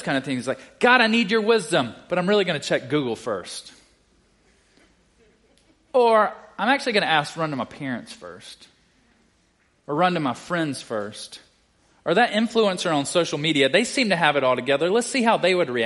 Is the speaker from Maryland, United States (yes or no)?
no; South Carolina, United States; moved away as an adult; also born or lived in Baton Rouge, Louisiana; I'm originally from South Carolina